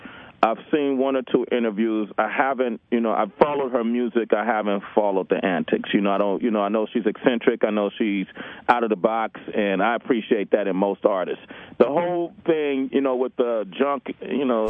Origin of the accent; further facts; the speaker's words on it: West Coast, United States; I'm from the West Coast